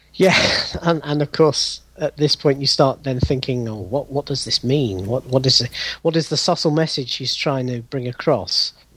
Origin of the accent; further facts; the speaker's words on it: United Kingdom; accent: British; as people you can probably hear from my accent, I'm, I'm British. I'm in the UK